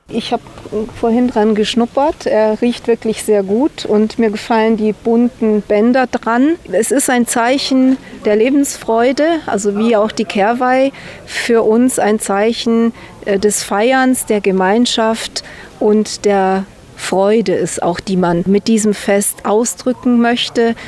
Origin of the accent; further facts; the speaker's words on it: Timișoara, Timiș County, Romania; moved away; also born or lived in Banat; ich bin in Temeswar geboren